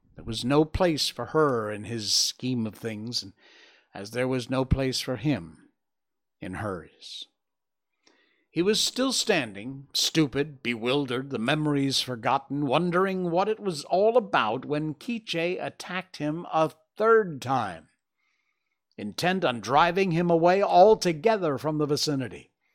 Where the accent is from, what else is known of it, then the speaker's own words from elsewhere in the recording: Cornwall, Connecticut, United States; moved away; my hometown back in Cornwall, Connecticut